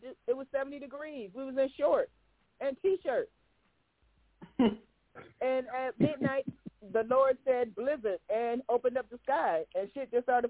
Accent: Cleveland, Ohio, United States; now in Virginia, United States; I'm from Cleveland.

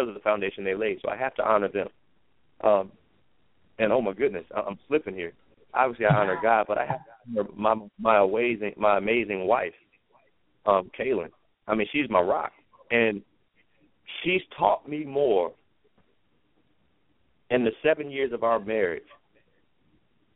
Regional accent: United States; as an American, I love my country.

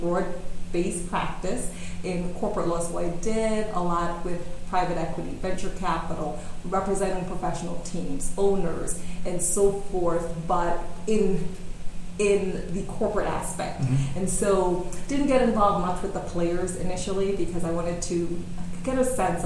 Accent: New York City, New York, United States; moved away as an adult; also born or lived in California; Right here in New York City

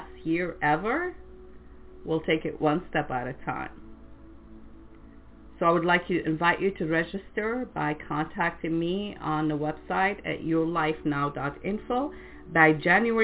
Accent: France; English is a second language; now in United States; growing up in France

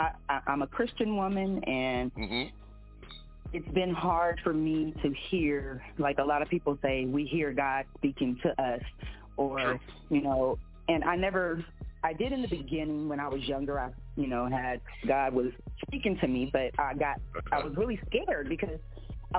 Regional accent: Compton, California, United States; now in Las Vegas, United States; I am born and raised in Compton, but I now reside in Las Vegas, which has been my second home.

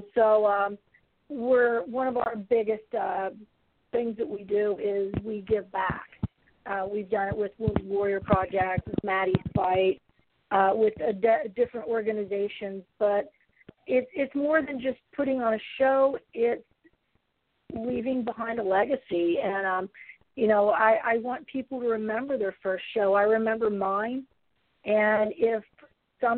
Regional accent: West Virginia, United States; now in Florida, United States; I'm from West Virginia, and I'm not multilingual

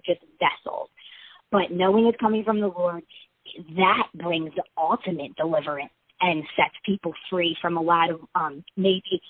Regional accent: Baltimore, Maryland, United States; moved away as an adult; now in Nashville, United States; we're from Maryland, around the Baltimore area. So we're, all of our family is from Maryland, all of our friends.

